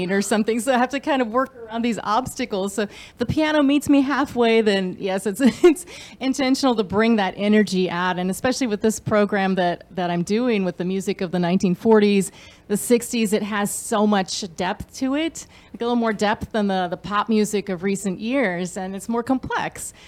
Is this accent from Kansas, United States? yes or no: yes; Kansas, United States; moved away; I grew up in Kansas.